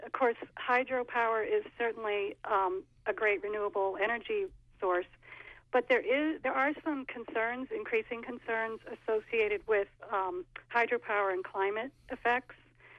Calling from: Franklin, Maine, United States; This is …. I'm calling from Franklin

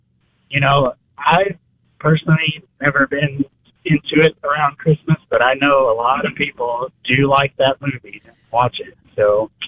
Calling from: Dallas-Fort Worth, Texas, United States; I'm calling from DFW.

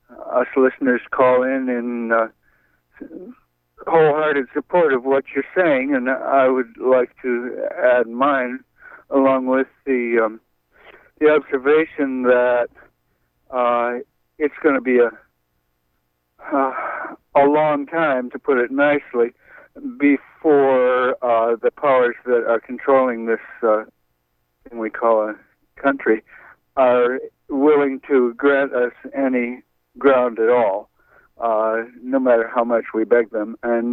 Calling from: Brooklyn, New York, United States; …, I'm calling from Brooklyn.

